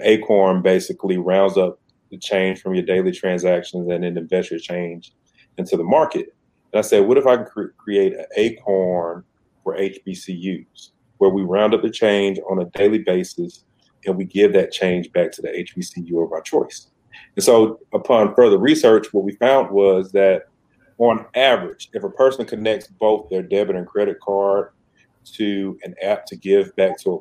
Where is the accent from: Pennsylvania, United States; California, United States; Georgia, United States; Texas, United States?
Georgia, United States; Decatur; born or raised there